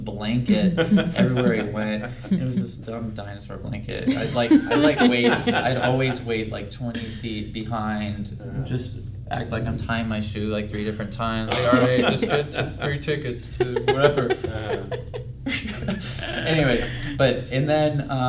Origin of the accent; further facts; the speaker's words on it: Clearwater, Florida, United States; moved away as an adult; also born or lived in Gainesville, Florida; now in Los Angeles, United States; I'm originally from Clearwater, Florida